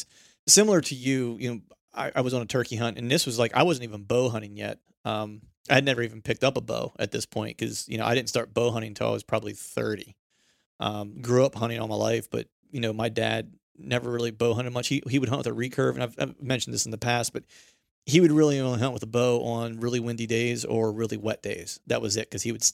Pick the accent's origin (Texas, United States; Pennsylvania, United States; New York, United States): Pennsylvania, United States; growing up in Pennsylvania, high pressure state